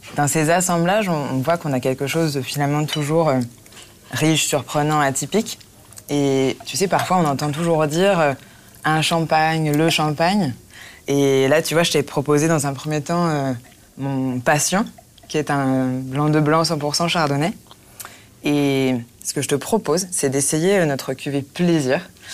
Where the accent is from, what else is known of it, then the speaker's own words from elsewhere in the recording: Marne Valley, Grand Est, France; je viens de Vallée de la Marne